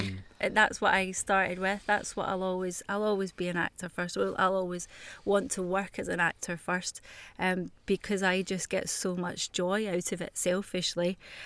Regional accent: Glasgow, Scotland, United Kingdom; I mean, because I am Glaswegian.

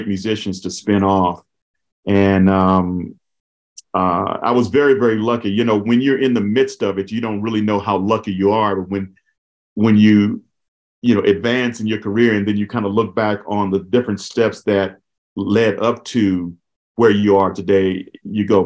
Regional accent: Los Angeles, California, United States; I grew up in South Central Los Angeles. A lot of people call it Watts

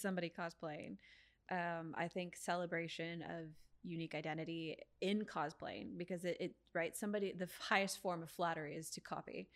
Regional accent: San Diego, California, United States; I born and raised in San Diego

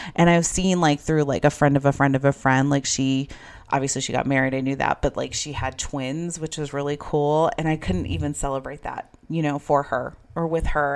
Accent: Idaho, United States; moved away as an adult; also born or lived in Arizona; I moved from Idaho to Arizona, started school at N A U

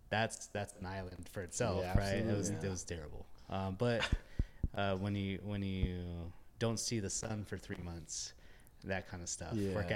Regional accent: Los Angeles, California, United States; also born or lived in Austin / Kansas / South Korea / Japan; I moved here from Austin, Texas. I'm originally from Los Angeles. I lived in Kansas.

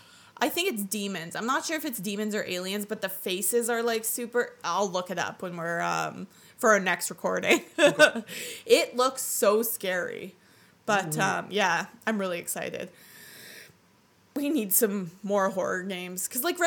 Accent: Canada

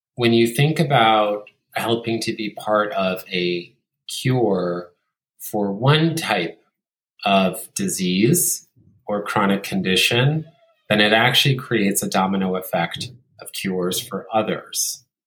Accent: Italy; growing up in Italy

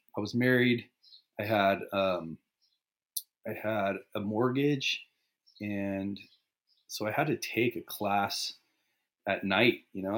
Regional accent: Riverside, California, United States; born there; I was born in Riverside, California.

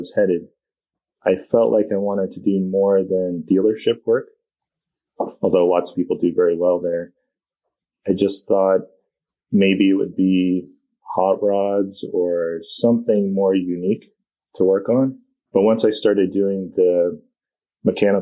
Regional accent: Vermont, United States; growing up in Vermont

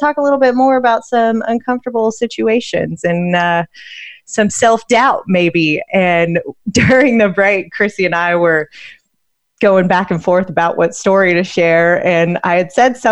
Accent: Utah, United States; moved away; I'm from the wild, wild west. I grew up in Utah, independent free spirit

